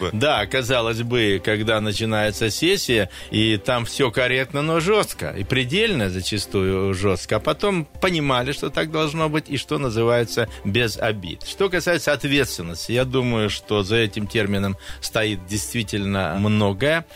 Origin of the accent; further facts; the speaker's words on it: Ilansky District, Krasnoyarsk Krai, Russia; now in Krasnoyarsk, Russia; сельский мой округ, Иланский, откуда я родом